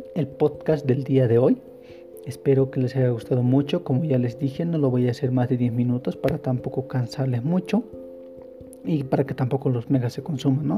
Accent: La Paz, Bolivia; En La Paz, yo soy de aquí, de La Paz del Alto

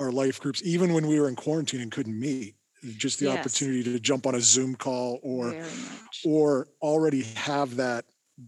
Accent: Erie, Pennsylvania, United States; I grew up in Erie, so I'm an Erieite, and Graduated from Fairview High School

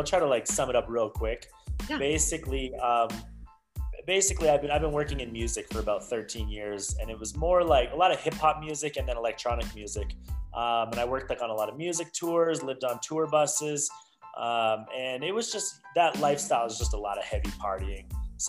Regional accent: Utah, United States; also born or lived in Canada / California; And so I come back to Utah, my hometown

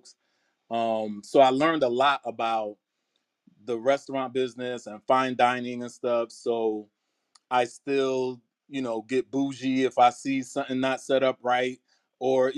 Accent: New York City, New York, United States; moved away as an adult; now in Atlanta, United States; I have been in Atlanta since 2003, but I'm originally from New York, from Queens, Left Rack City. And I went to school in New York, started working in New York

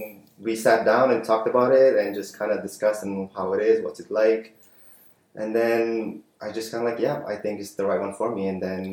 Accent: Winnipeg, Manitoba, Canada; moved away as an adult; also born or lived in Philippines; now in Vancouver, Canada; growing up in Winnipeg

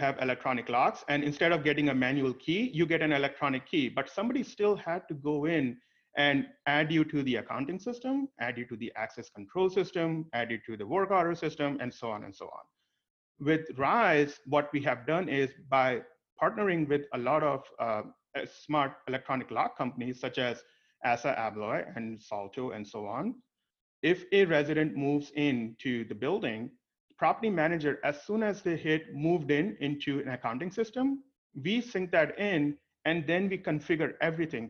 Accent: India; moved away; I was born and brought up in India

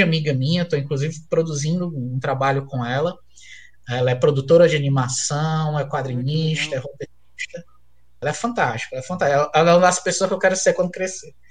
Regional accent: Fortaleza, Ceará, Brazil; also born or lived in Crateús, Ceará; eu sou de Fortaleza, mas eu morei no interior do Ceará, em Crateús

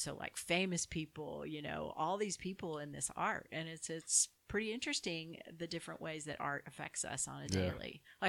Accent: Southern Germany, Germany; English is a second language; Born and bred, Southern Germany.

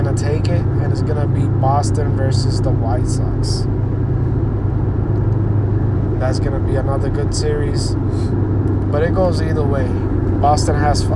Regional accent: Puerto Rico; English is a second language; I'm from Puerto Rico

